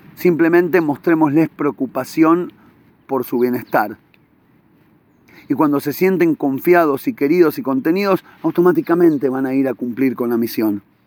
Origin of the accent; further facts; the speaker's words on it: Buenos Aires, Argentina; now in Israel; en Argentina salía, yo me acuerdo cuando era chiquito, y, iba en Villa Crespo